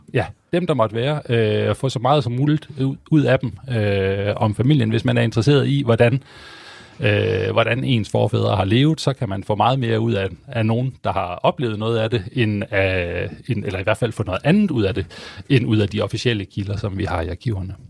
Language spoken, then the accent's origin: Danish; Viborg, Central Denmark Region, Denmark; jeg kommer selv fra Viborg oprindeligt